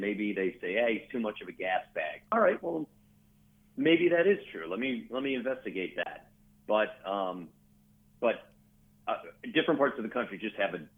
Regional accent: Midwest, United States; moved away; also born or lived in Houston; grew up in the Midwest.

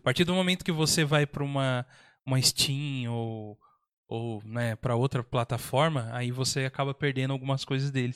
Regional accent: São José dos Campos, São Paulo, Brazil; a gente é de São José dos Campos

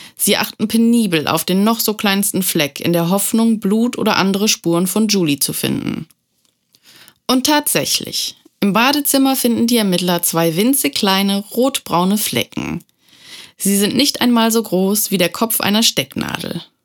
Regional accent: Germany; bei uns in Deutschland

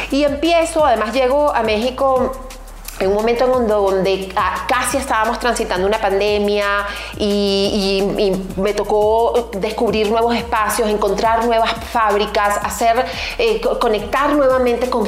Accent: Venezuela; moved away; venezolana, eh, diseñadora, comunicadora, actriz y pues hace más de 13 años salí de mi país natal, Venezuela, para recorrer el mundo

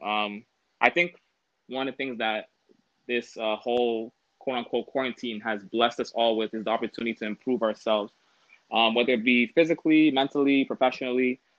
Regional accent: Toronto, Ontario, Canada; I'm from Toronto

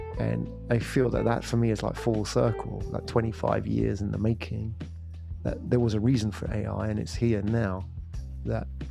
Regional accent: England, United Kingdom; moved away as an adult; also born or lived in London / Japan; now in Singapore; I was born in England

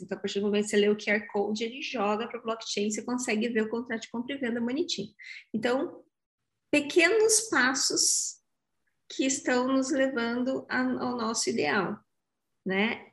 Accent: Curitiba, Paraná, Brazil; Eu sou bairrista, eu sou curitibana, eu amo o Vale do Pinhão

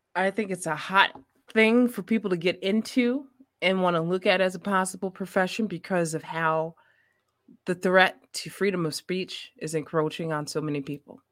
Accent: Maywood, Illinois, United States; I'm from the mud, I'm from Maywood, Illinois

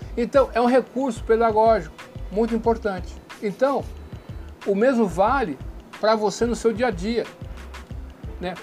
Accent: Brazil; eu também sou brasileiro. Nós brasileiros

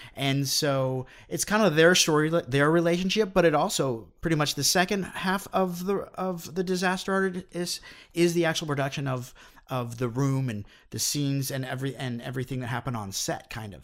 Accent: Phoenix, Arizona, United States; moved away as an adult; also born or lived in Los Angeles; I grew up in Phoenix

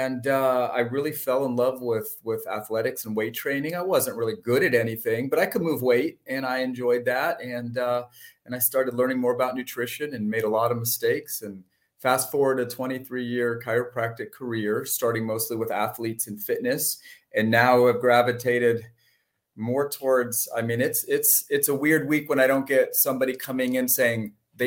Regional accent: San Francisco North Bay, California, United States; I grew up in the North Bay, San Francisco North Bay. Just kind of born and raised there

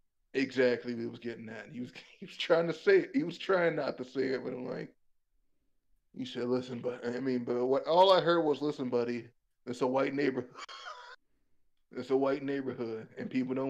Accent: Wisconsin, United States; I'm from Wisconsin

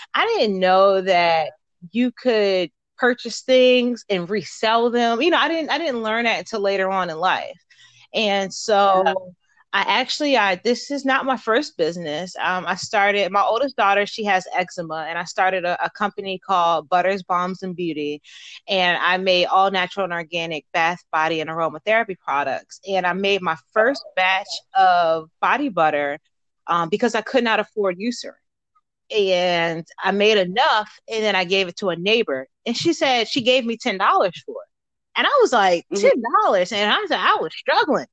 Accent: Baltimore, Maryland, United States; moved away as an adult; now in Fort Knox, United States; I am originally from Baltimore, Maryland.

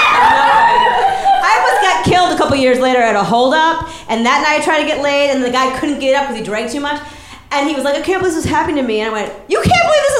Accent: Massachusetts, United States; I'm from Massachusetts

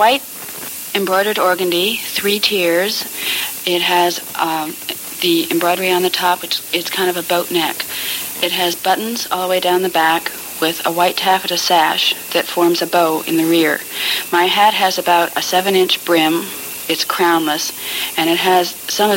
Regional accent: Bloomington, Illinois, United States; My hometown is Bloomington, Illinois

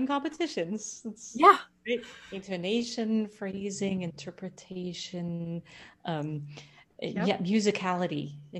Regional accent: New York City, New York, United States; I'm also from New York

